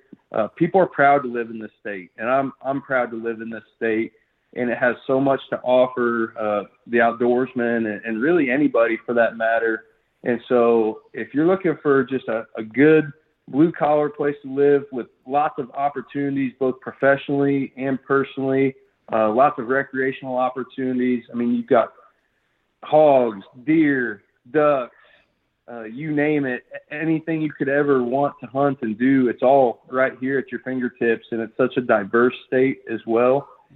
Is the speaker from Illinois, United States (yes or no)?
yes; Illinois, United States; So I was actually born and raised in Illinois, central Illinois, flat, fertile farm ground